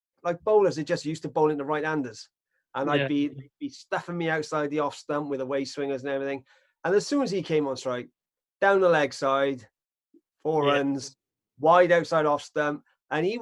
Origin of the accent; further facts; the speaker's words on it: Newport, Wales, United Kingdom; I come from Newport